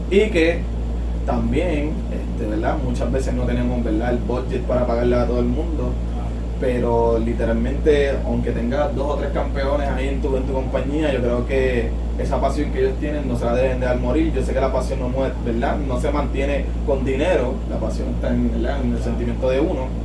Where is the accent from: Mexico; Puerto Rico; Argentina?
Puerto Rico; San Juan; no, realmente desde Lloret Torres, nacido y criado en Nacido y criado